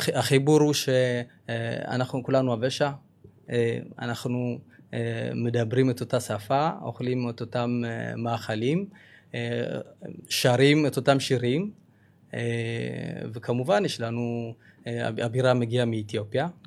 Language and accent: Hebrew; Ethiopia; now in Israel; אנחנו באים, באים ממדינה כל כך עשירה בתרבות